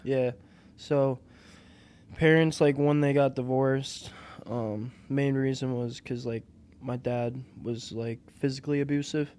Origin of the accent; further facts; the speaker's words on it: Aspen, Wisconsin, United States; also born or lived in Brookfield, Wisconsin / Oconomowoc, Wisconsin; born and raised in Aspen, Wisconsin